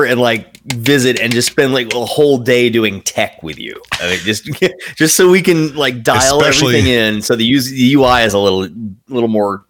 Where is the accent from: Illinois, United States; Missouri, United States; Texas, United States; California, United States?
Texas, United States; moved away; also born or lived in Florida / rural Pennsylvania; I grew up in Texas, lived in Florida for most of my life, Texas and Florida. And I say I spent 1 year of my whole life living y'all. North of the Mason-Dixon line.